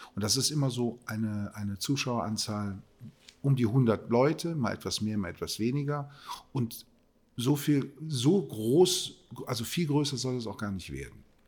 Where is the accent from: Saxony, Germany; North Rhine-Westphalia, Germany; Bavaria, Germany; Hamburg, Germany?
North Rhine-Westphalia, Germany; Cologne; Dafür bin ich Kölner